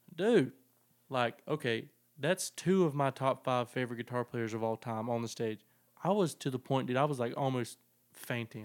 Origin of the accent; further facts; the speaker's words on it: the South, United States; I'm from the South